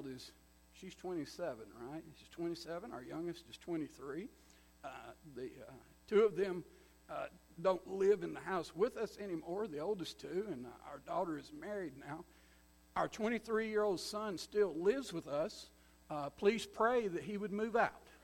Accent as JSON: {"language": "English", "area": "just outside of Tupelo", "region": "Mississippi", "country": "United States", "tie": "born or raised there", "said": "we are Mississippi folk. We grew up just outside of Tupelo"}